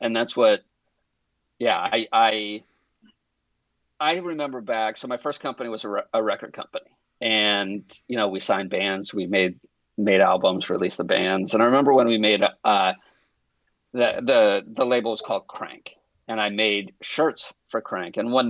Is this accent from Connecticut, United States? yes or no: yes; Connecticut, United States; also born or lived in Boston; now in Los Angeles, United States; I live in Los Angeles, California, in case there's another Los Angeles out there. I grew up in Connecticut and Boston, New York, in the Northeast. And my whole family's back there.